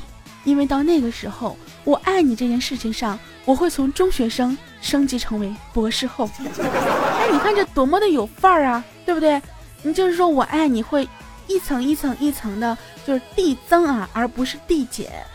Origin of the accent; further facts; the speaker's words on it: China; 我们中国人自己的情人节。